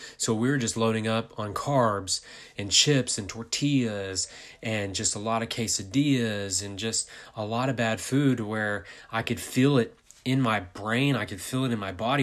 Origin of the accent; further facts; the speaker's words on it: United States; I'm from America.